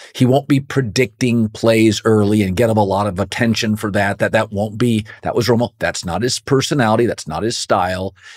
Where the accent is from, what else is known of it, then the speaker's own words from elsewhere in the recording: West Coast, United States; where I grew up on the West Coast.